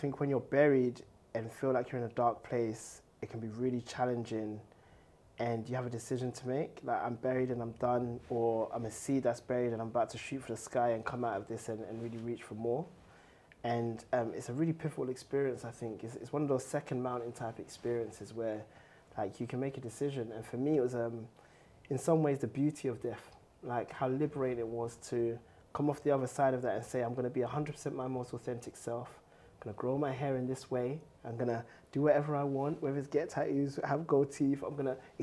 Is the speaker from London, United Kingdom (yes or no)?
yes; London, United Kingdom; also born or lived in Ghana; I grew up in Tottenham